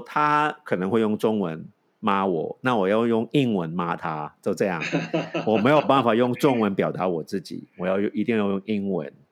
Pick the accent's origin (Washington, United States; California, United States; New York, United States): California, United States; San Francisco; Chinese is a second language; moved away as an adult; also born or lived in Hong Kong / Taipei, Taiwan; now in Taiwan; 我都是一个港裔美国人，我是在香港出生的，在美国长大的